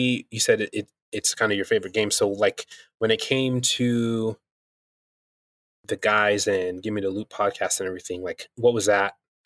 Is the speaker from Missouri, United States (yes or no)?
no; New Mexico, United States; where I grew up here in New Mexico, I wasn't born here, but this is where I grew up in.